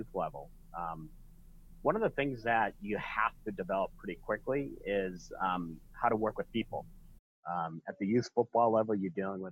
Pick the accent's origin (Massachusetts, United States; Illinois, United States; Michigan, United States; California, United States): Illinois, United States; Glen Ellyn; my hometown, Glen Ellyn, Illinois